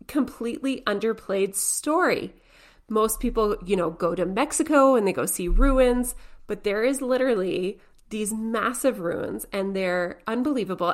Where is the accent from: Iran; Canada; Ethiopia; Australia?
Canada; we're Canadian